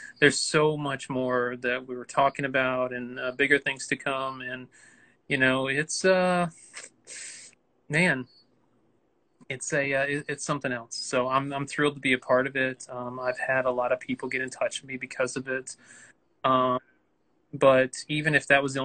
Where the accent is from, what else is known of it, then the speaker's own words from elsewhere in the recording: Newnan, Georgia, United States; also born or lived in Atlanta; I'm raised in Georgia and everything like that. I'm from Noonan and everything, but I feel like Atlanta kind of adopted me